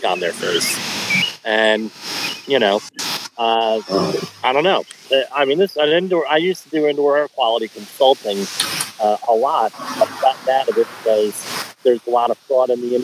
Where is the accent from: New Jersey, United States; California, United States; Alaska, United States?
New Jersey, United States; Colonia; Colonia, New Jersey, my hometown, it's part of Woodbridge Township